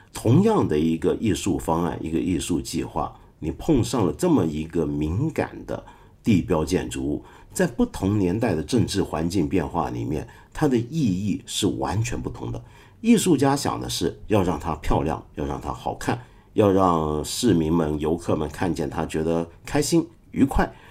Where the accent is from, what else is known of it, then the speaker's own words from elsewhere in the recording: China; 我们中国人